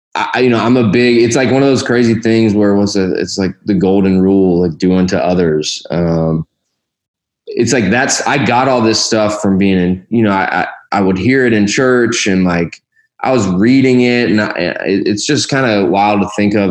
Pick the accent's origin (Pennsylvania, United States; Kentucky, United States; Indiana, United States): Kentucky, United States; Louisville; also born or lived in Columbus, Ohio / Bardstown, Kentucky; moved to Louisville, Kentucky, which is where I grew up, spent most of my childhood there.